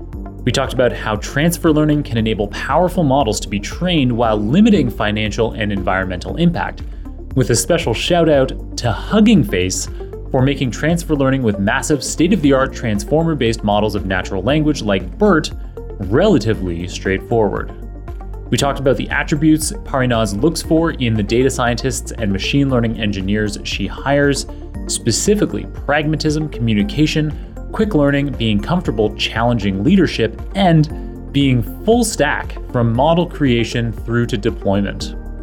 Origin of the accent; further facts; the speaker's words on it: Canada; So as a Canadian, I strongly support your choices here.